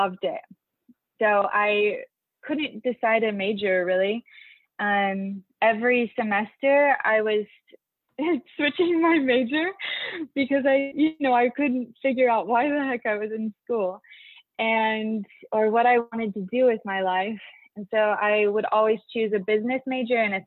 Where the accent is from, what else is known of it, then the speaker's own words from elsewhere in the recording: Filer, Idaho, United States; I grew up in Filer, Idaho